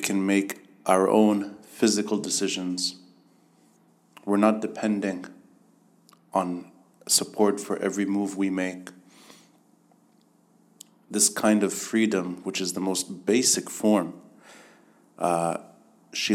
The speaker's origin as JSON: {"language": "English", "country": "United States", "tie": "born or raised there", "moved": "yes", "lives_now": "Beirut, Lebanon", "said": "When I was younger, I was growing up in the States"}